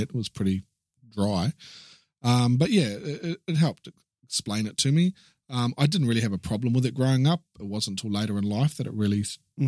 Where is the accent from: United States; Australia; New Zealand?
New Zealand; Christchurch, Canterbury; also born or lived in Wellington, New Zealand; I was born in Christchurch in New Zealand